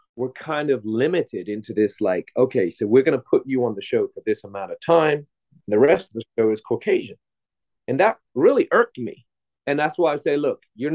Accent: England, United Kingdom; now in Los Angeles, United States; I'm from England originally, I'm living

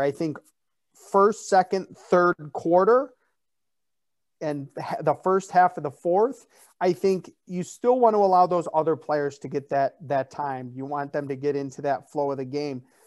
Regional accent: Chicago, Illinois, United States; I'm from Chicago

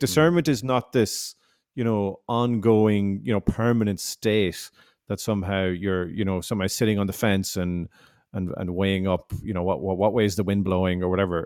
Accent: Ireland; also born or lived in Canada; I'm, I'm from Ireland. I'm Irish

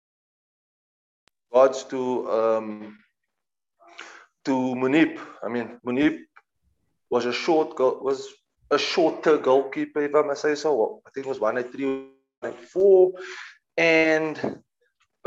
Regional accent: Cape Town, Western Cape, South Africa; moved away as an adult; also born or lived in Johannesburg, South Africa; now in London, United Kingdom; I'm started at the age of 7 at Bluebells in Cape Town

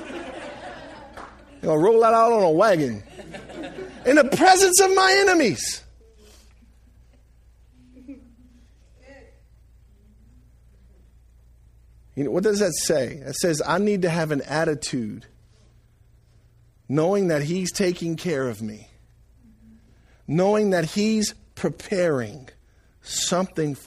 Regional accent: Franklin, United States; I was born and raised in Franklin.

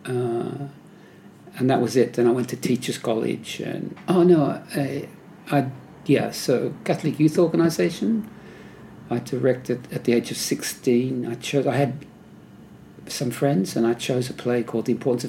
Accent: Sydney, New South Wales, Australia; also born or lived in North Ryde; I lived in Coogee, Randwick area, and I have most of my life. Went to, you know, early school, you know, kindergarten and all that stuff, St. Bridget's in Coogee, and then St. Anthony's in Clovelly.

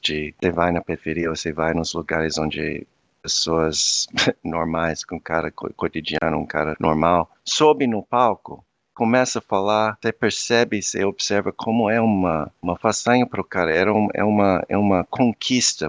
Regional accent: Virginia Beach, Virginia, United States; Portuguese is a second language; moved away as an adult; also born or lived in Huntsville, Alabama / Brazil / Portugal / Cape Verde; now in Denmark; eu nasci nos Estados Unidos, eu nasci num lugar meu, é uma cidade praia, é, no, no, estado de Virgínia

